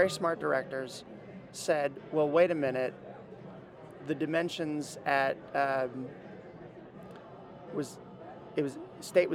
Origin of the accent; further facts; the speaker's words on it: Columbus, Ohio, United States; I'm from Columbus originally, and when you grow up in Columbus